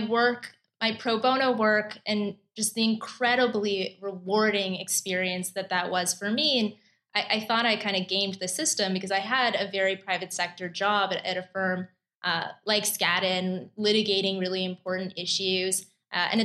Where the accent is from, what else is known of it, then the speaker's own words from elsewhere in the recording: Canada; moved away as an adult; now in New York, United States; I'm originally Canadian